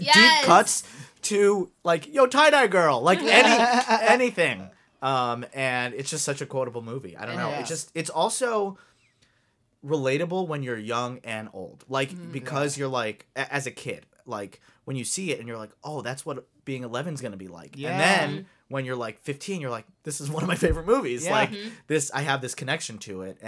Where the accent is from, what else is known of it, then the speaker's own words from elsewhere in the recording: Long Island, New York, United States; moved away; I'm from Long Island